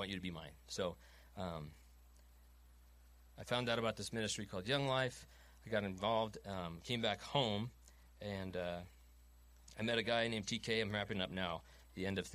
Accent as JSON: {"language": "English", "area": "Long Island", "region": "New York", "country": "United States", "tie": "born or raised there", "moved": "as an adult", "said": "I'm from Long Island, born and raised"}